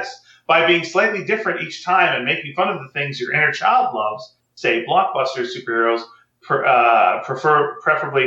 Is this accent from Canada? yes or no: yes; Montreal, Quebec, Canada; I'm from Montreal.